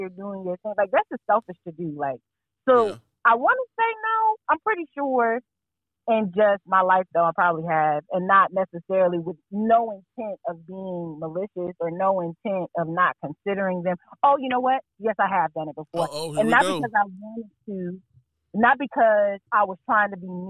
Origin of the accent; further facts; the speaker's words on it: Fayetteville, North Carolina, United States; now in Durham, United States; I'm from Fayetteville